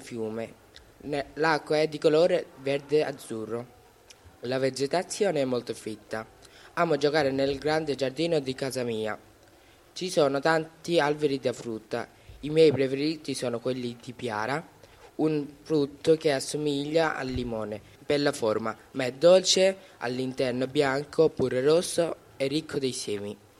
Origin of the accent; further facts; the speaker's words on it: Brahmanbaria, Chittagong Division, Bangladesh; now in Italy; Per raggiungere da Dhaka il mio villaggio natale servono 4 ore di viaggio. Sono nato a Brahman Brahmanbaria